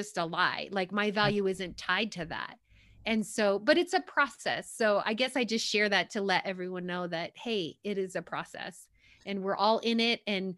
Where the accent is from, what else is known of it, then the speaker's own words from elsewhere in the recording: New York, United States; I'm from New York originally, so I kind of like that, tell it like it is, but just really real.